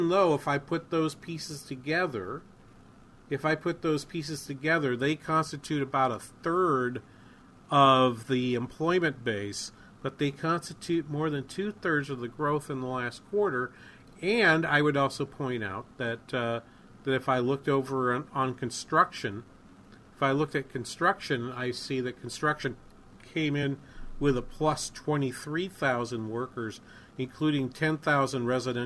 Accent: New England, United States; Where I grew up in New England

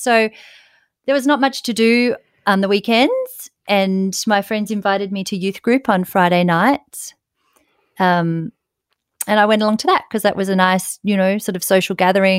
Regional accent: Ulladulla, New South Wales, Australia; moved away as an adult; now in Sydney, Australia; I grew up in Ulladulla, which is lovely seaside town down on the south coast.

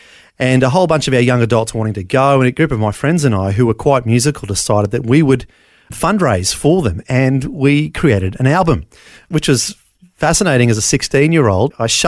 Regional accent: Brisbane, Queensland, Australia; born there; So I was born in Bris Vegas, keeping the Elvis theme. Brisbane, Queensland, like most people in the 70s and 80s, born in the Mater Hospital.

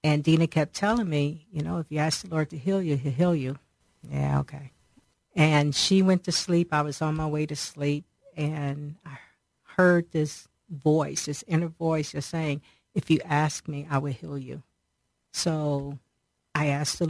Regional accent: Cleveland, Ohio, United States; also born or lived in Akron, Ohio; I was born in Akron, apparently when I was about 2.5 years old, we moved to Cleveland because my dad's job transferred to Cleveland

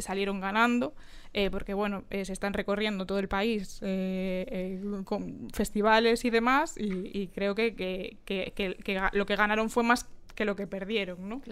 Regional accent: Galicia, Spain; somos gallegas

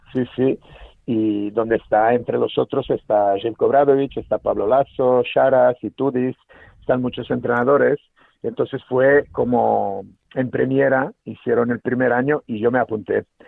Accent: Serbia; Spanish is a second language; now in Spain; yo nací en Serbia, eh, y claro, eh, crecí, nací en los 70, 77, y crecí en los 80

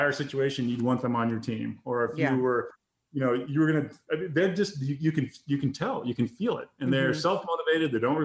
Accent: Grangeville, Idaho, United States; moved away; my hometown in Grangeville, Idaho, because that's our testing facility

